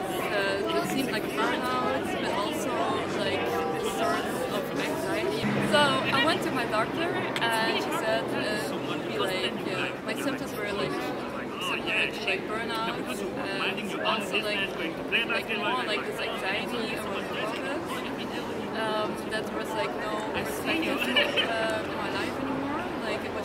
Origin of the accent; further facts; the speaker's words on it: Brussels, Brussels-Capital Region, Belgium; English is a second language; I'm from Belgium. I'm from Brussels.